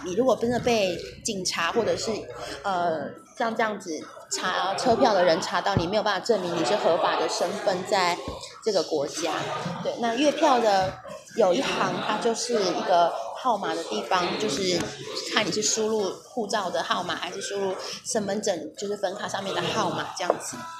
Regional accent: southern Taiwan, Taiwan; 我是台湾人，所以我当然会讲台语，而且我是南部人

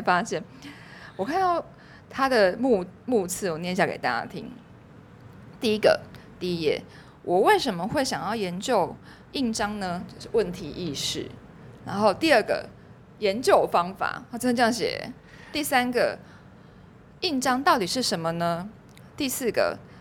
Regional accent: Taiwan; 我们台湾人

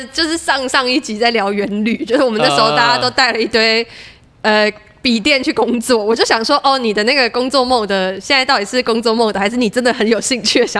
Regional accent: Taiwan; accent: Taichung accent; 我我也是，我我我小时候是台中保姆带大，所以我我就是混了一点台中腔跟一些我自己发明的腔调

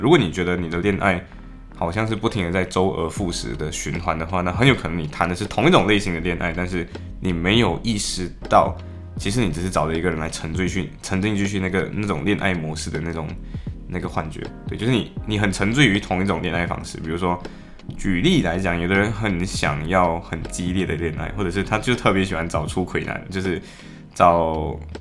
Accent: Malaysia; moved away as an adult; now in Liverpool, United Kingdom; 作为 Malaysian， 作为马来西亚人，我们的passport太强大了

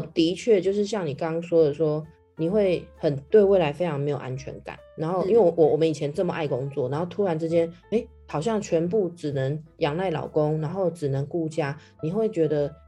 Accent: Taiwan; now in London, United Kingdom; 我们台湾人

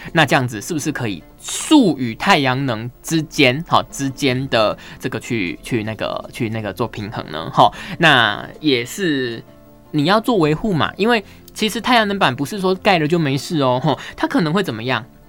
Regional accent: Pingtung County, Taiwan; 我家乡屏东

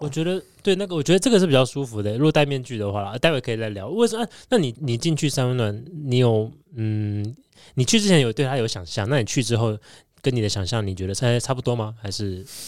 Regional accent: Tainan, Taiwan; now in Taichung, Taiwan; 我是台南人

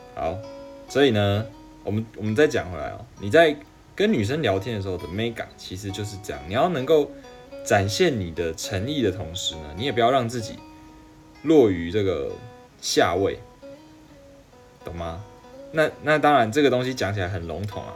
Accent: Taiwan; accent: Taiwanese accent; 我应该一口就是台湾腔吧

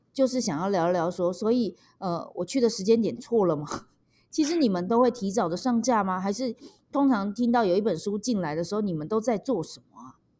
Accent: Taipei, Taiwan; 我们台北人

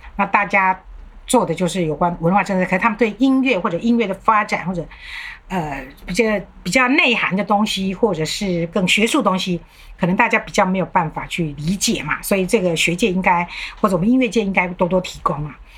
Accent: Taiwan; also born or lived in Germany; 我们台湾人

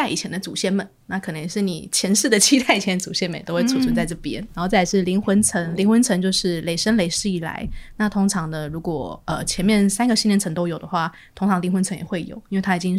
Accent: Taiwan; accent: Taiwanese Mandarin; OK，好，我刚刚讲台湾国语了哈。

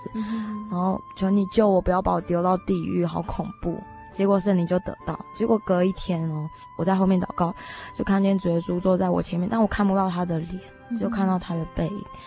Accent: Miaoli County, Taiwan; also born or lived in Shiquan / Hong Kong; 一半的苗栗人。

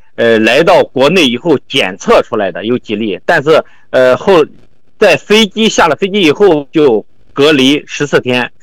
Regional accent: Anhui, China; now in Shandong, China; 我老家是安徽

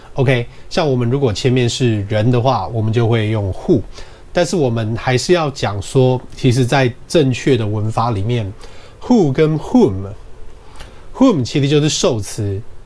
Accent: Taiwan; 我们台湾人的习惯

